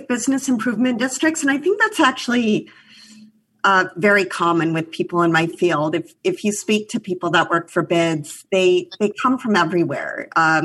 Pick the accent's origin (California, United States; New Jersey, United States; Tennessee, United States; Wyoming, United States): Wyoming, United States; Cheyenne; moved away as an adult; now in New York, United States; I grew up in Cheyenne, Wyoming